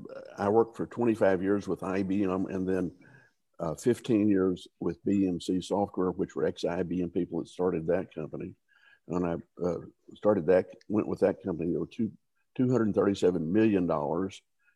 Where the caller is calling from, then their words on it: Houston, Texas, United States; I'm calling in from Houston, Texas.